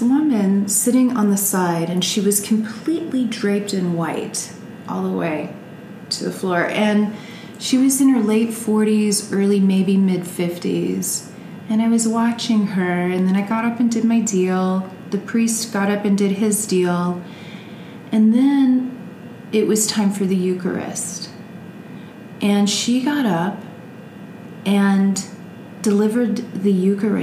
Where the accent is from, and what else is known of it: Sugar Land, Texas, United States; born or raised there; also born or lived in Kentucky